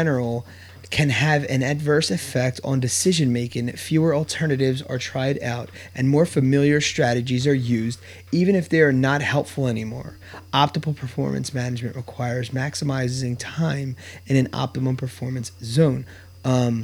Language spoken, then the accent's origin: English; Bristol, Pennsylvania, United States; also born or lived in Philadelphia; we grew up in Bristol Borough, went to Bristol High. It's like a small town, small school